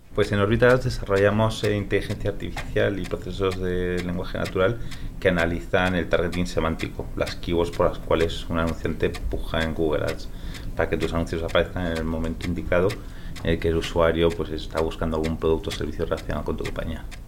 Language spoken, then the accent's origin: Spanish; Spain; accent: Spanish; also born or lived in California, United States; me crié aquí en España desde los ocho años.